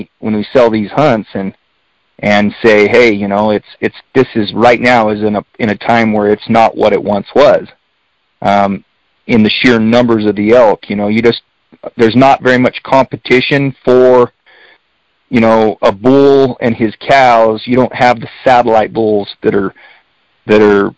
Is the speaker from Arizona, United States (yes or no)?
yes; Springerville, Arizona, United States; also born or lived in Eagar, Arizona; I grew up here. I'm born and raised in Springerville, Eager.